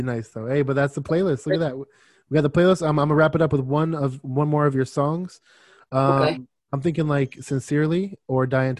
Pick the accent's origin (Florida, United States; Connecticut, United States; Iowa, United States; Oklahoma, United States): Florida, United States; Miami; now in Phoenix, United States; I'm from Miami, but right now I live in Arizona. So I live in like Phoenix area.